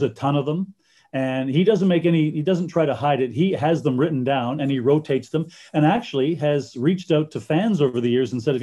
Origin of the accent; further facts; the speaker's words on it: Canada; being a Canadian kid, I grew up loving the CFL and loving the NHL